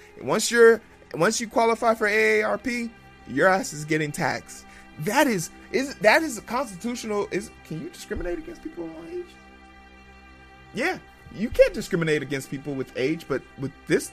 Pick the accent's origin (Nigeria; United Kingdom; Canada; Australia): Nigeria; now in United States; I was born in Nigeria